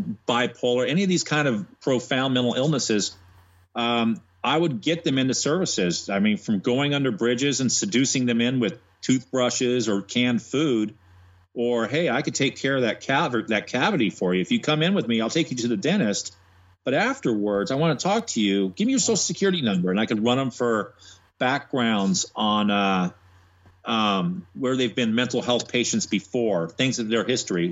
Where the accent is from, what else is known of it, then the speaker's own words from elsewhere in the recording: Monterey, California, United States; moved away as an adult; now in Atlanta, United States; I went to San Jose State in California, where I'm from Monterey.